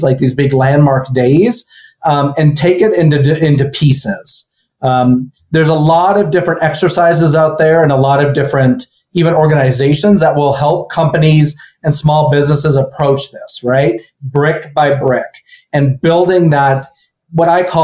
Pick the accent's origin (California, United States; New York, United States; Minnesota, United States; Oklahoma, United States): Minnesota, United States; moved away; also born or lived in Texas; I grew up in Minnesota